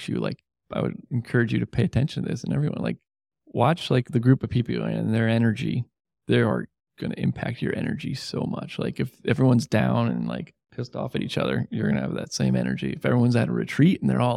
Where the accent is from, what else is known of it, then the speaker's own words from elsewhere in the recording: Catskill Mountains, New York, United States; now in Syracuse, United States; I grew up in the Catskills